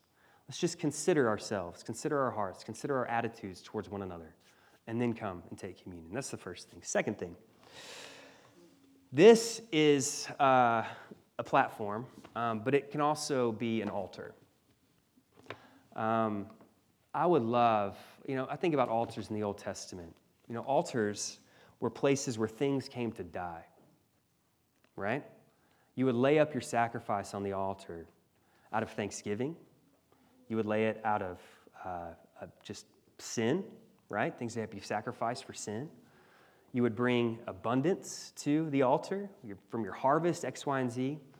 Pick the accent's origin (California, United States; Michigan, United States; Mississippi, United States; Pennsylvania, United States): Mississippi, United States; You know, I remember in the church I grew up in Mississippi, every Sunday we'd have people come down to the front